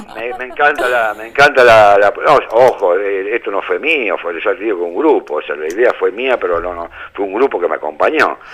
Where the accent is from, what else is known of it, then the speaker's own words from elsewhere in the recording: América, Buenos Aires Province, Argentina; Yo soy de América, provincia de Buenos Aires